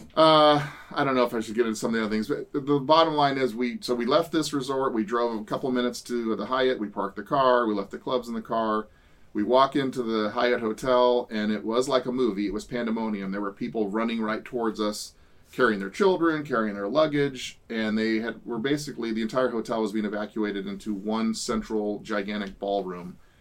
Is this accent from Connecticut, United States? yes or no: no; California, United States; we're from the West Coast, from California